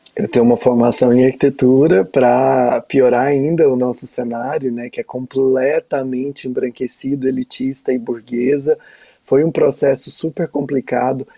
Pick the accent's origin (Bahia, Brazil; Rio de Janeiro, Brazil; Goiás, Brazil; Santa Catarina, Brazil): Goiás, Brazil; eu sou de Goiás, um território muito violento